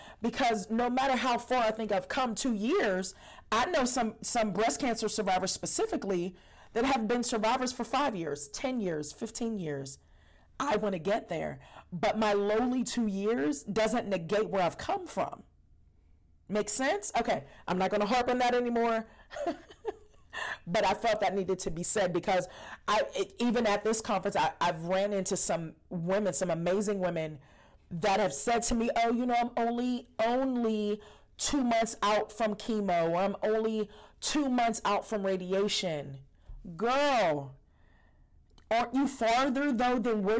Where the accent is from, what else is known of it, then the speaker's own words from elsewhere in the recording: Pittsburgh, Pennsylvania, United States; I'm from Pittsburgh, Pennsylvania